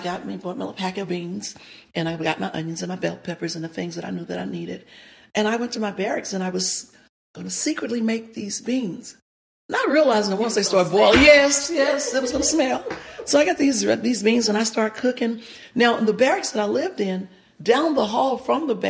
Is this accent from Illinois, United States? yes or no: no; Louisiana, United States; moved away as an adult; now in Nashville, United States; I'm from Louisiana.